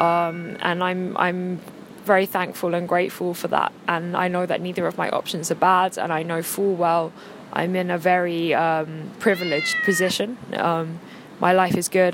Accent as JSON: {"language": "English", "region": "England", "country": "United Kingdom", "moved": "yes", "lives_now": "China", "said": "I'm English"}